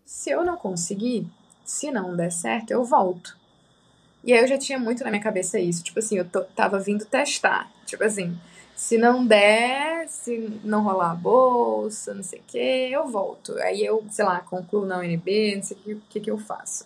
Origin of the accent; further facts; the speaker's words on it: Piauí, Brazil; moved away; eu sou do Piauí